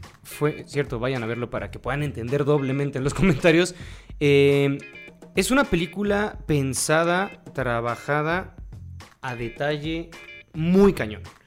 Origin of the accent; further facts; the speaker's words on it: Mexico; siendo mexicano